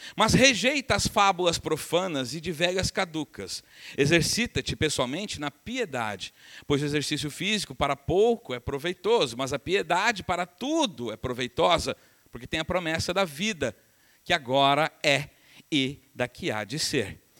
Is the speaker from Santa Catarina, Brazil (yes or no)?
no; Uberaba, Minas Gerais, Brazil; moved away; Eu sou de Uberaba, minha família é de Uberaba